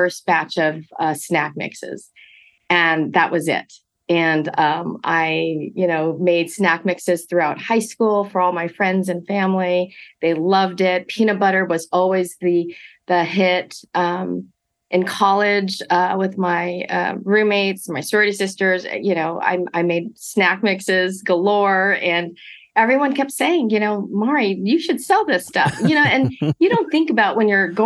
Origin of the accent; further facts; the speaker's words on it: Monterey Park, California, United States; I grew up in Monterey Park, first generation college to attend USC, in my family